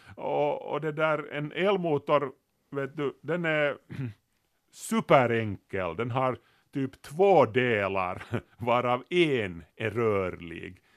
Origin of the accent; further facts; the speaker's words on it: Kauniainen, Uusimaa, Finland; när vi var unga i Grankulla